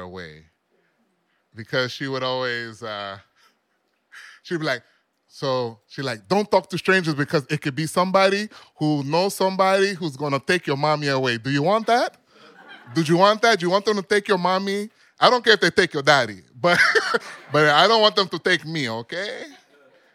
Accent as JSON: {"language": "English", "town": "New York City", "region": "New York", "country": "United States", "tie": "born or raised there", "said": "my mother and father are from Panama, which means I'm from the Bronx. And it's weird growing up, especially back then in the 70s and 80s and 90s, in the Bronx"}